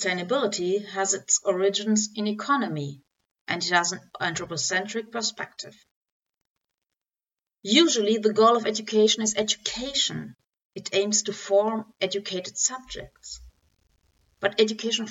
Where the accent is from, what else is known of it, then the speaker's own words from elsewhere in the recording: Dortmund, North Rhine-Westphalia, Germany; English is a second language; I'm from Germany, Dortmund.